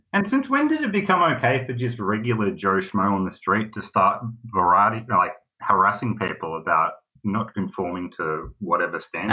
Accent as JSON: {"language": "English", "town": "Melbourne", "region": "Victoria", "country": "Australia", "said": "I am from Melbourne, and I thought I'd call"}